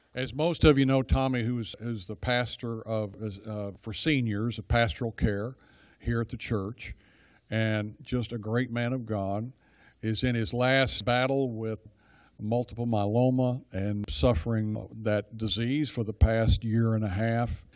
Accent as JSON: {"language": "English", "town": "Dallas", "region": "Texas", "country": "United States", "tie": "born or raised there", "lives_now": "Rockwall, United States", "said": "I grew up in Dallas"}